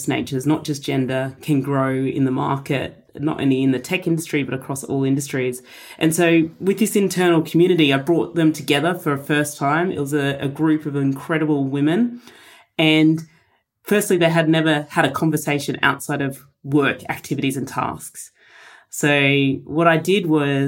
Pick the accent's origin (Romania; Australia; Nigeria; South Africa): Australia; a Polish-Indian heritage, and I'm first-generation Australian